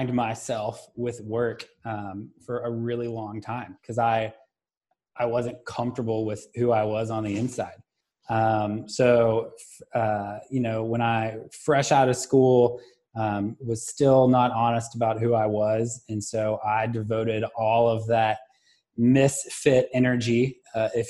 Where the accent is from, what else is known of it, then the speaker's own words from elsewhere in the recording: Lexington, Kentucky, United States; also born or lived in Louisville, Kentucky; Born and raised in Lexington, and then attended school in U of L